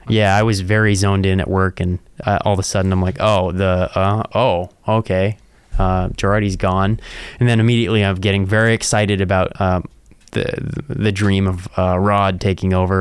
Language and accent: English; East Coast, United States; now in South Dakota, United States; I'm from the East Coast